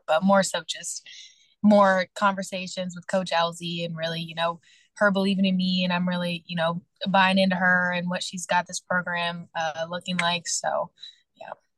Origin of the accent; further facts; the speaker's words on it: Kentucky, United States; moved away as an adult; my hometown